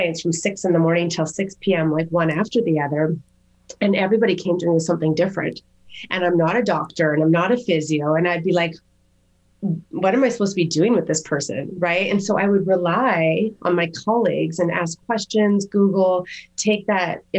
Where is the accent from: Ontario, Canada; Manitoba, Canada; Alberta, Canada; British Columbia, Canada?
Alberta, Canada; Calgary; moved away; also born or lived in Toronto / Japan; back to Calgary, which is my hometown